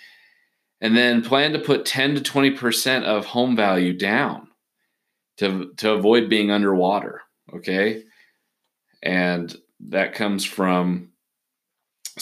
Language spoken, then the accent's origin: English; Portland, Oregon, United States; moved away; I'm originally from Portland, Oregon.